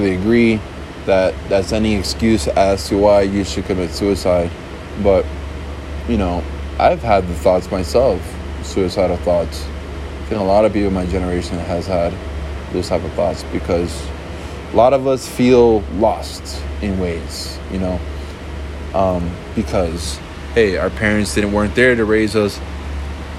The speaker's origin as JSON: {"language": "English", "town": "Miami", "region": "Florida", "country": "United States", "tie": "born or raised there", "said": "A very small decimal within the United States where I was born in, like Miami"}